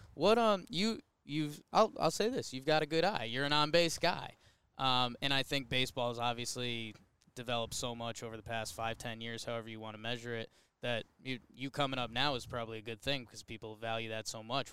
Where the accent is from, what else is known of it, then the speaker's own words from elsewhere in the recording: Connecticut, United States; now in New York, United States; I grew up in Connecticut